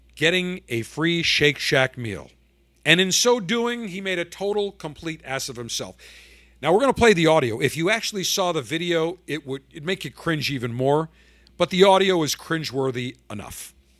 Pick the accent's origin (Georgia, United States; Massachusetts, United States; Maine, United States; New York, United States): New York, United States; Buffalo; in Buffalo, my hometown